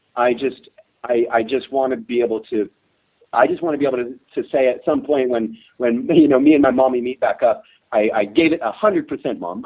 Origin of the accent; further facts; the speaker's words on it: California, United States; moved away as an adult; now in South Africa; growing up in California